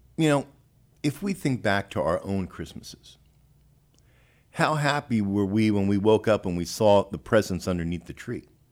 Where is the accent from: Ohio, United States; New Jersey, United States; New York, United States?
New York, United States; now in Texas, United States; I'm not a native Texan. I'm from New York